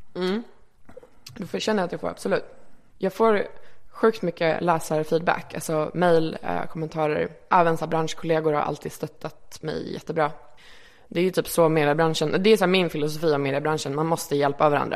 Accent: Malmö, Skåne, Sweden; moved away as an adult; also born or lived in Reykjavik, Iceland / Örebro, Sweden; now in Stockholm, Sweden; både Örebro och Malmö har jag växt upp liksom, kan man säga. Men kanske mest Malmö

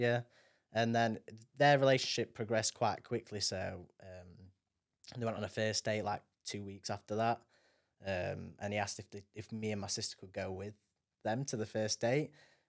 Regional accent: Doncaster, Yorkshire and the Humber, United Kingdom; born there; I was born in DRI in Doncaster Royal, you know, anything like that.

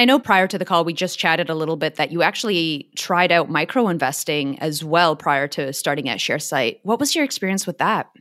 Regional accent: Vancouver, British Columbia, Canada; now in Australia; I'm from the West Coast, so Vancouver

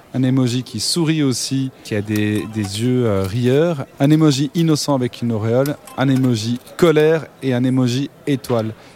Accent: Brussels, Brussels-Capital Region, Belgium; Alors moi, je viens de Bruxelles

